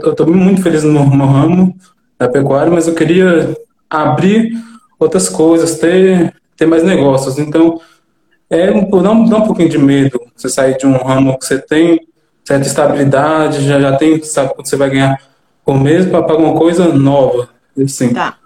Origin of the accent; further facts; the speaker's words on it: Teófilo Otoni, Minas Gerais, Brazil; Sou de Teoflotone, Minas Gerais